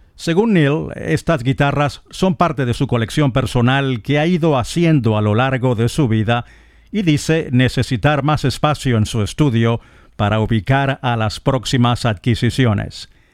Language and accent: Spanish; eastern Venezuela, Venezuela; now in Madrid, Spain; para mi ciudad natal, para el oriente de Venezuela